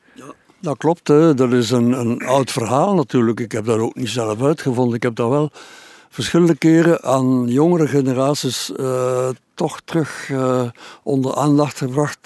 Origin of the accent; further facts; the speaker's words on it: Bruges, Flanders, Belgium; bij ons in Brugge en in Oostende